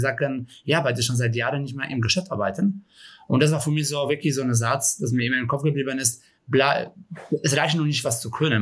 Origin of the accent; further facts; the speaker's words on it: Kraków, Lesser Poland, Poland; German is a second language; moved away as an adult; now in Germany; Also ich komme ja aus Krakau ursprünglich, aus Polen